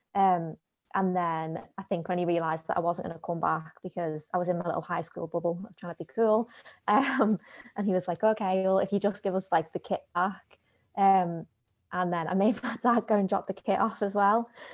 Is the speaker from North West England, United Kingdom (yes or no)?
yes; Liverpool, North West England, United Kingdom; I grew up in, you'll probably tell from the accent, Liverpool